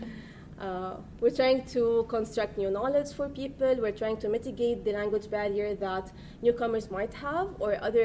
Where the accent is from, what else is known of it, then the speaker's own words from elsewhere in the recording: Lebanon; moved away; I'm from Lebanon